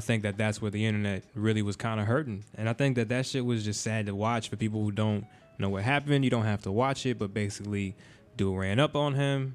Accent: Florida, United States; we're from Florida

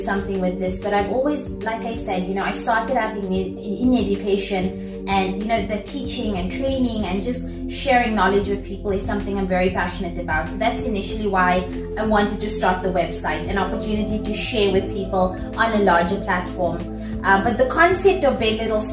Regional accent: South Africa; moved away as an adult; now in Dubai, United Arab Emirates; I'm originally from South Africa, born and raised. Spent my whole life in South Africa.

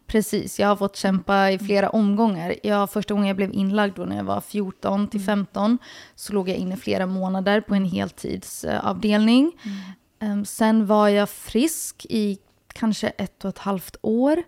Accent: Helsinki, Uusimaa, Finland; jag är uppvuxen i Helsingfors, Finland

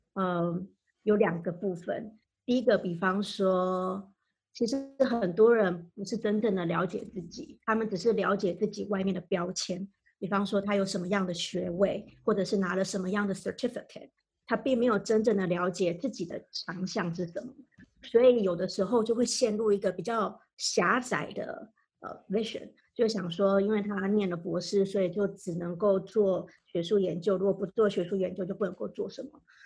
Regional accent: Taiwan; moved away as an adult; also born or lived in Maryland, United States; now in United States; 我来自台湾

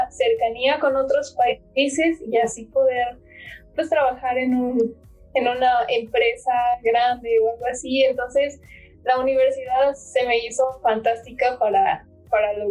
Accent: Pachuca, Hidalgo, Mexico; born there; nací en Pachuca, eh, tengo 19 años

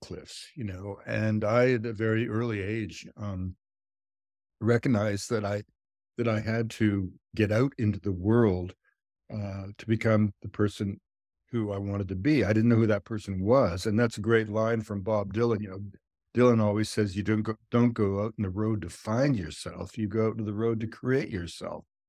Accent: British Columbia, Canada; also born or lived in United States; I'm from British Columbia

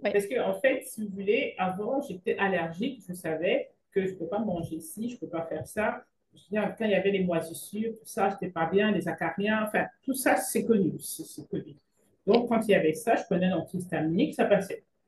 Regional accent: Cameroon; moved away; also born or lived in Belgium; je suis originaire du Cameroun

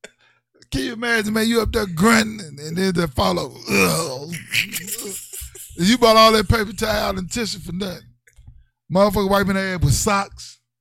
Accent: Mississippi, United States; I grew up in the South. I grew up in Mississippi

